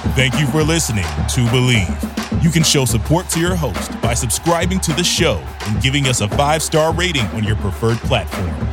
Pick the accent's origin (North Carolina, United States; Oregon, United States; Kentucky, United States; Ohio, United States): Ohio, United States; Cincinnati; As a kid myself growing up in Cincinnati